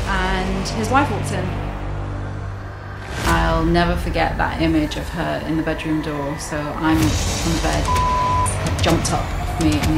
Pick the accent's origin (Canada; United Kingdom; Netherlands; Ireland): United Kingdom; Glasgow, Scotland; born there; I was born in Glasgow.